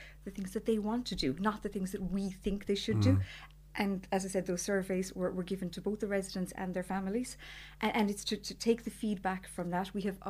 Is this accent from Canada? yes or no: no; North Cork, Munster, Ireland; I'm from North Cork.